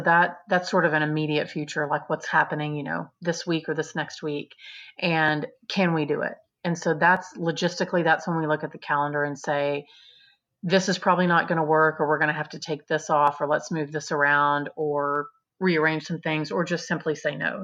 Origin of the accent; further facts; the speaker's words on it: Texas, United States; also born or lived in Austin, Texas; I'm a Texan